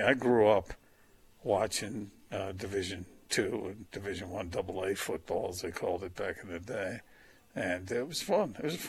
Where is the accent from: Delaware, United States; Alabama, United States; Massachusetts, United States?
Delaware, United States; now in Utah, United States; I grew up in Delaware